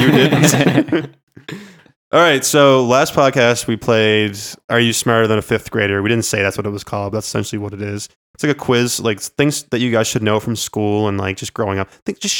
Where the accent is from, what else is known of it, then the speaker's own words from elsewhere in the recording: Canada; I'm from Canada.